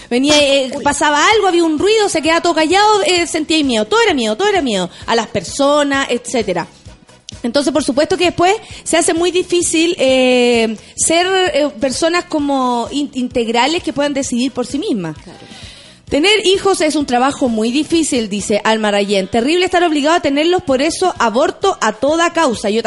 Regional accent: Chile; le exijo como chilena a una senadora de mi país

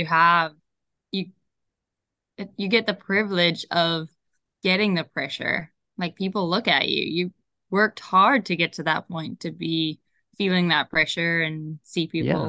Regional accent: Zimbabwe; moved away as an adult; also born or lived in Idaho, United States; now in California, United States; growing up in Zimbabwe

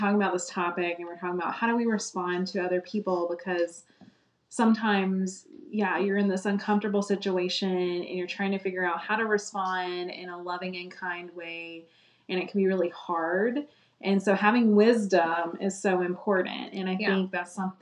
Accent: Florida, United States; as a kid growing up in Florida

